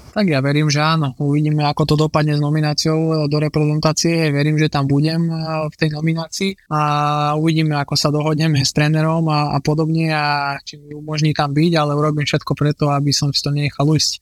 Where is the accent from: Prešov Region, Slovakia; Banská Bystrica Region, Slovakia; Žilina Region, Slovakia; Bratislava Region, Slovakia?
Žilina Region, Slovakia; Žilina; moved away as an adult; also born or lived in Porto / Düsseldorf / Rotterdam; vyrastali sme spolu v Žiline